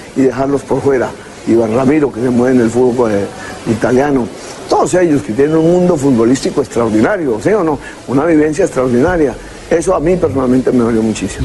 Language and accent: Spanish; Colombia; como colombiano